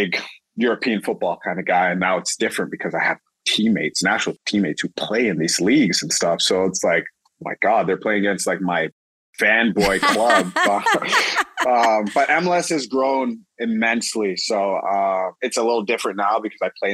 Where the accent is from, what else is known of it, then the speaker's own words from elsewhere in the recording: Toronto, Ontario, Canada; I'm from Toronto